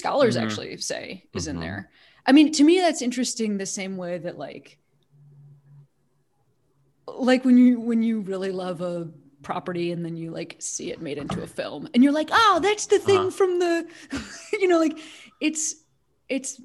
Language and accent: English; Chicago, Illinois, United States; also born or lived in Boston, United States; now in Los Angeles, United States; I live in Los Angeles and this is my job, but I'm from Chicago.